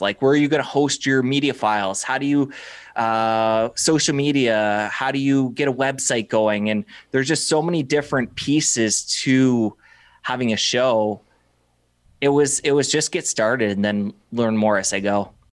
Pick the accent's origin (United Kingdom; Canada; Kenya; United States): Canada; Windsor, Ontario; also born or lived in Toronto; I came back to my hometown, Windsor, Ontario